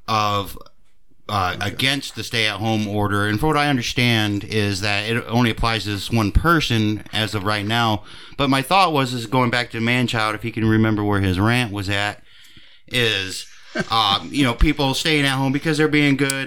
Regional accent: United States; we as Americans

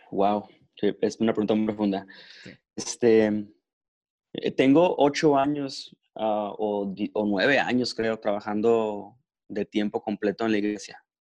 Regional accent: Mexico; now in Mexicali, Mexico; más mexicano que, nada, pero, pero lo único que tengo de francés es este, el apellido.

